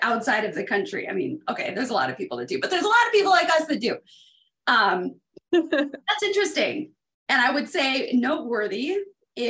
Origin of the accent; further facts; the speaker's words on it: United States; I grew up about 75 minutes from the border